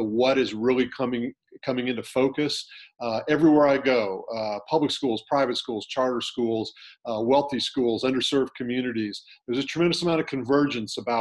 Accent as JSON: {"language": "English", "region": "California", "country": "United States", "tie": "born or raised there", "said": "I was a public school kid growing up in California"}